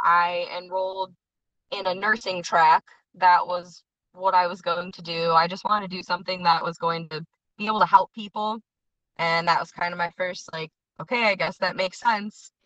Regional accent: Addison, Illinois, United States; also born or lived in Villa Park, Illinois / Lombard, Illinois; now in Grant Park, United States; I grew up in Addison and then moved to Villa Park when I was about 14

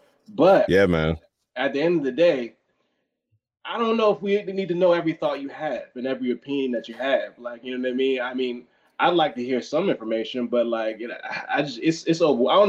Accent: Temple Hills, Maryland, United States; I'm from down the street from Temple Hills

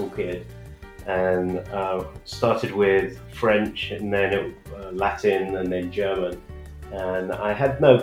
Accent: United Kingdom; also born or lived in San Francisco Bay Area, United States; now in Austin, United States; I'm a Brit who's living in Austin, Texas.

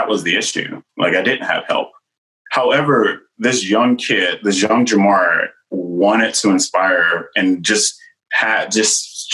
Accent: the South, United States; I'm from the South

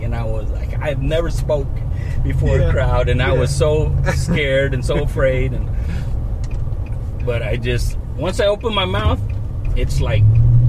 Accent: Shiprock, New Mexico, United States; also born or lived in Phoenix; I was born and raised in Shiprock. And I grew up in the tire and the towing business with my dad.

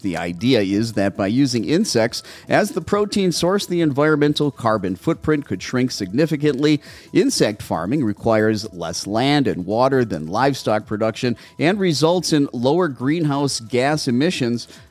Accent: Brown Deer, Wisconsin, United States; now in Mesa, United States; I'm originally from Brown Deer.

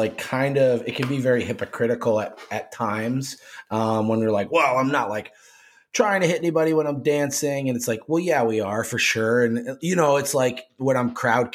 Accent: New Hampshire, United States; I grew up in New Hampshire

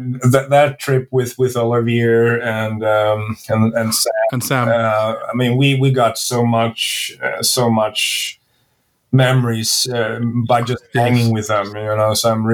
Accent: Sweden; So I'm not from Stockholm, but you know, I can identify

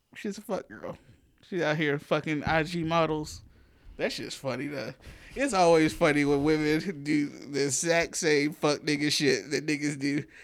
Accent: the South, Southern United States, United States; accent: country; We are still Southerners

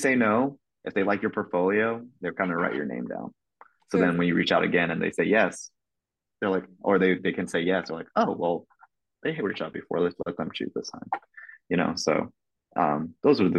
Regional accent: Kentucky, United States; I was raised in Kentucky

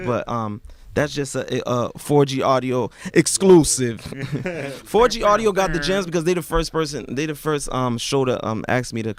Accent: Miami, Florida, United States; moved away as an adult; also born or lived in Montreal, Canada; now in Canada; just growing up in Miami

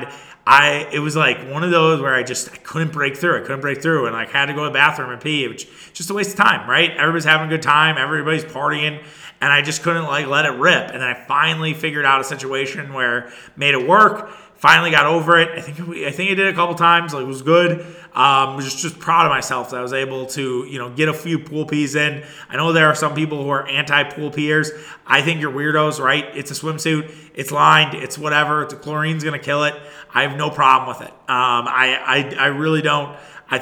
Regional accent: Wisconsin, United States; we're from Wisconsin

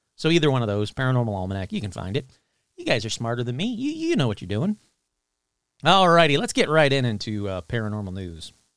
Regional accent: Sterling Heights, Michigan, United States; I grew up in Sterling Heights, Michigan

